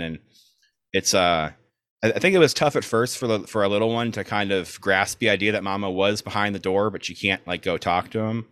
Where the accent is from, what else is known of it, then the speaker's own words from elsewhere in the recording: South Florida, United States; moved away as an adult; also born or lived in Chicago, Illinois / Orlando, Florida; now in Brooklyn, United States; we are both from South Florida. I'm originally from Chicago, but moved to South Florida when I was two ish.